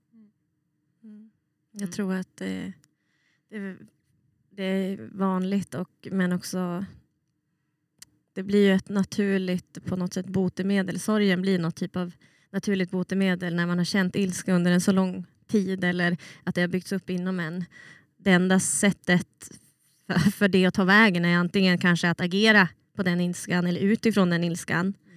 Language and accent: Swedish; Umeå, Västerbotten County, Sweden; moved away as an adult; also born or lived in Melbourne, Australia; jag kommer ju från Umeå och jag är uppväxt i Sverige